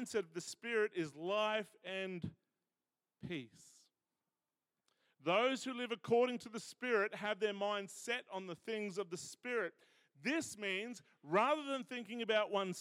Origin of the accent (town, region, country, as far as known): Australia